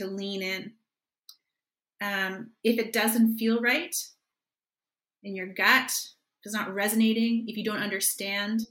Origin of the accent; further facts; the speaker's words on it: Canada; as a Canadian